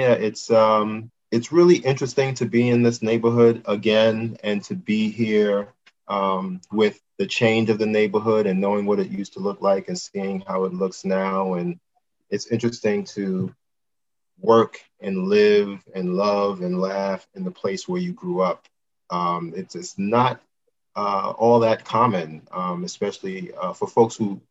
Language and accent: English; New York City, New York, United States; I'm from Brooklyn, New York, born and raised.